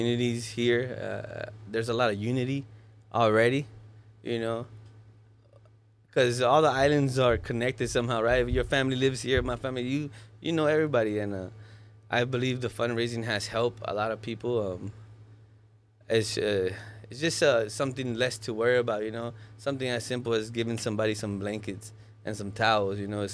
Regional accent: Los Angeles, California, United States; moved away as an adult; also born or lived in Mexico; now in Maui, United States; I grew up in Watts

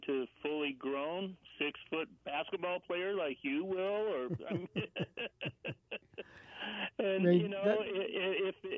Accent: Long Island, New York, United States; born there; I was asked, where are you from? And I said, well, I was born in Long Island.

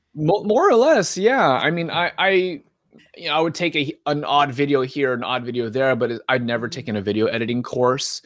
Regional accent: Southern California, United States; moved away as an adult; also born or lived in Philadelphia; now in Oregon, United States; was born and raised in Southern California

